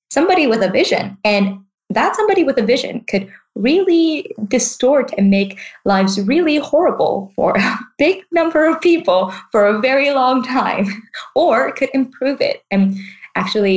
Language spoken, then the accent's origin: English; Vancouver, British Columbia, Canada; now in Bristol, United Kingdom; I am also from that same city